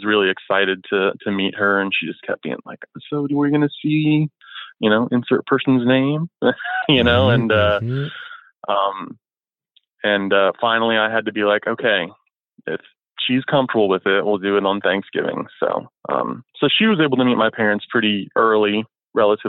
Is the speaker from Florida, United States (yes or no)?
yes; Florida, United States; moved away; I'm from Florida originally